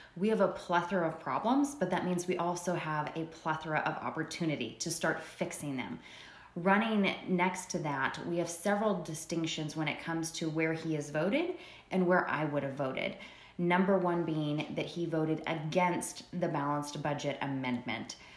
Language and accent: English; Prescott Valley, Arizona, United States; moved away as an adult; now in Bullhead City, United States; I was originally born and raised in Prescott Valley, and if the listeners are familiar with it, it's in Yavapai County